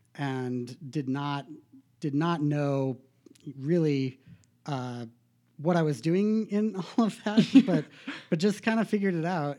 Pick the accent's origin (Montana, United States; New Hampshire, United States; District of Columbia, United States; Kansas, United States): Montana, United States; Bozeman; I was born in Bozeman